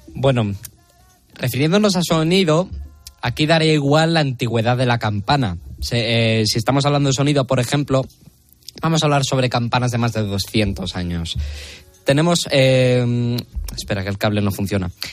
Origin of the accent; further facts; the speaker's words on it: Las Merindades, north of Burgos, Castile and León, Spain; pueblos de mi tierra, que es, la comarca de las Merindades, una comarca muy bonita en al norte de Burgos